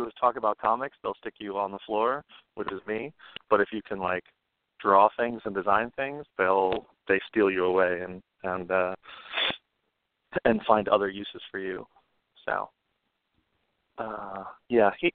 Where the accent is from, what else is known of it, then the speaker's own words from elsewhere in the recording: New York City, New York, United States; I'm a New Yorker born and raised